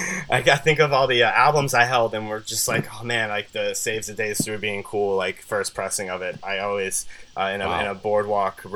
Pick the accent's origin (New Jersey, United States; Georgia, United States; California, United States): New Jersey, United States; Southern; growing up in Southern New Jersey